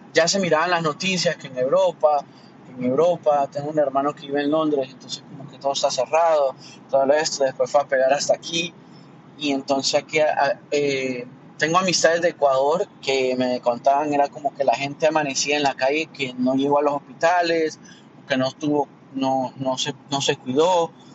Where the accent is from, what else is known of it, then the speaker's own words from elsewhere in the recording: Honduras; now in Miami, United States; de Miami, pero soy de Honduras